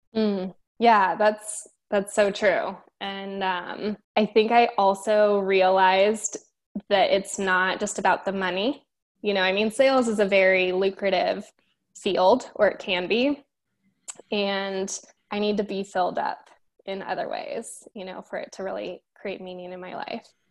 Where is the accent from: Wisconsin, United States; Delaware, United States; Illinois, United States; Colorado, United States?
Colorado, United States; Denver; moved away as an adult; also born or lived in Miami, Florida / Fort Hood, Texas / Tampa, Florida; born and raised in Denver, and I've lived pretty much everywhere in the Metro Denver area